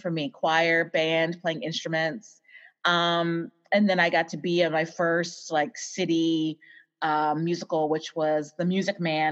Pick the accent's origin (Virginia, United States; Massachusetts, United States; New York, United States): Virginia, United States; Waynesboro; now in Austin, United States; I grew up in Virginia in a small town called Waynesboro